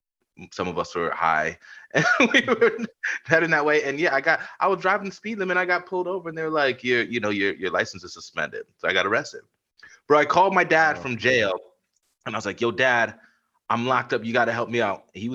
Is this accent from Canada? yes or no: no; Baltimore, Maryland, United States; born there; So I was, you know, I kind of moved up and down the East Coast a bit. My dad was an engineer for GE and Duracell for years, man. So like, born in Baltimore, we were in Rale